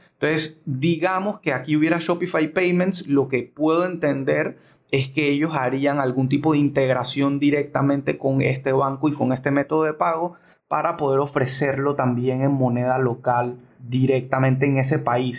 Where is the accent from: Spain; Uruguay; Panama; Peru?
Panama